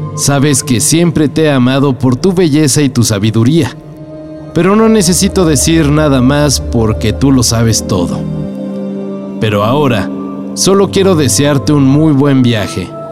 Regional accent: Mexico; nosotros como mexicanos

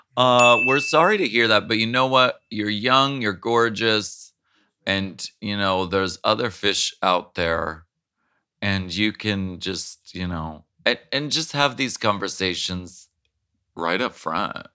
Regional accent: Erie, Pennsylvania, United States; also born or lived in New Hampshire; I was born in New Hampshire

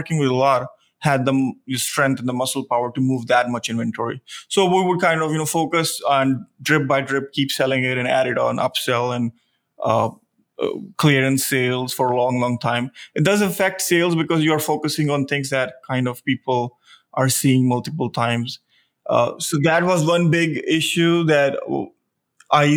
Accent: India; moved away as an adult; now in Austin, United States; originally I'm from India, I moved here when I was 21

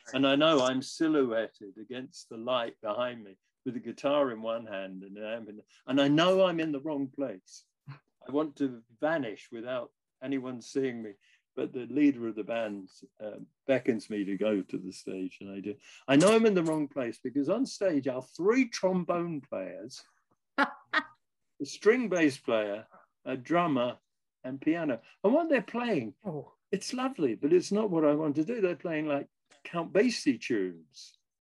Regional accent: London, United Kingdom; I grew up in Wimbledon, uh, a suburb of London

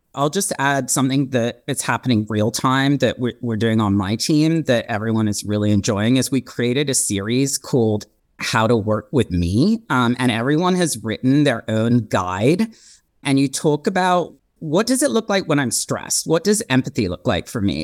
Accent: Hong Kong; now in Los Angeles, United States; I'm half British, half Swiss, and I was born and raised in Hong Kong.

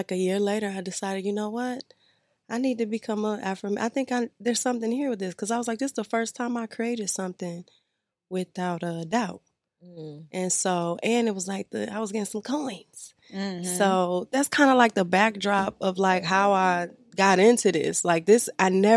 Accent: Detroit, Michigan, United States; I'm from the D.

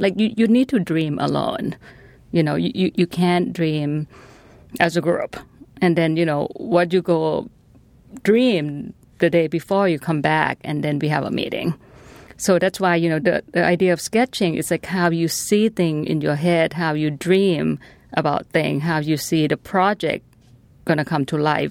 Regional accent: Thailand; now in Washington, United States; I'm from Thailand.

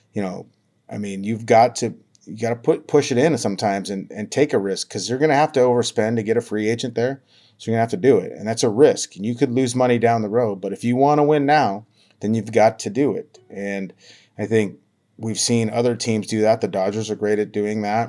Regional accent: Havre, Montana, United States; moved away as an adult; also born or lived in Missoula, Montana; now in Tacoma, United States; my hometown of Haver, Montana

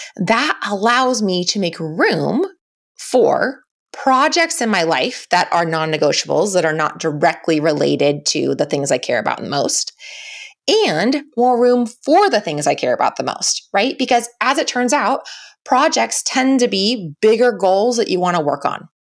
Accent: United States; we all wear as American women

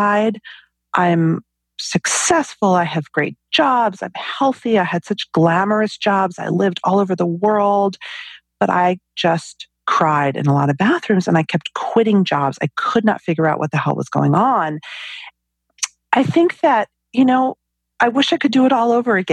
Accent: New York City suburbs, United States; I grew up in the New York City suburbs

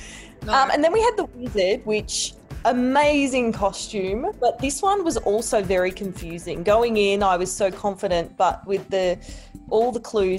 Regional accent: Australia; Me and Isaiah are actually from the same hometown. There's like 5,000 people who live there.

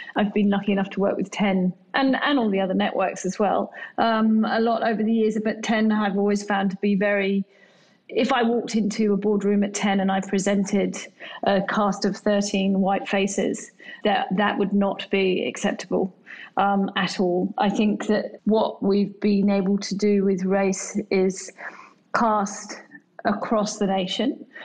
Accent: England, United Kingdom; now in Australia; Being English myself

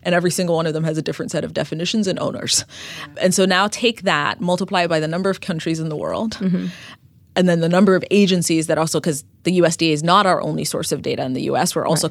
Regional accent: Ethiopia; moved away as an adult; also born or lived in New York City; I uh, was born and raised in Ethiopia, mm-hmm. and I ended up coming to the U.S. for college

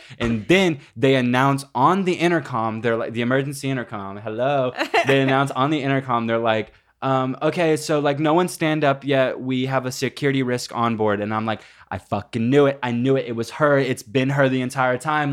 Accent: Granbury, Texas, United States; moved away; It says Granbury, Texas, which is my hometown

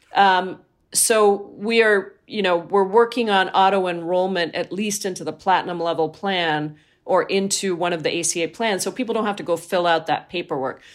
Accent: Washington, United States; I come from Washington State

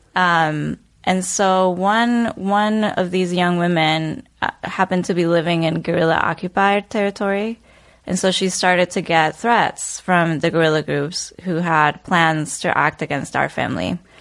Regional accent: Bogotá, Colombia; moved away; also born or lived in Chicago; Born and raised in Bogota.

